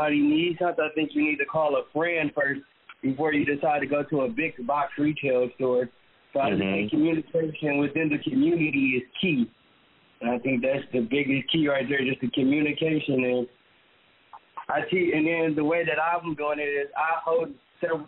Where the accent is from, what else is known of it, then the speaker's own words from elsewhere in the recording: Detroit, Michigan, United States; born and raised in Detroit on the west side in the Brightmoor community